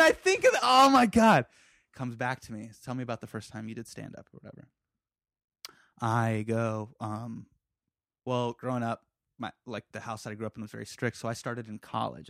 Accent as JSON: {"language": "English", "country": "United States", "said": "we're from America"}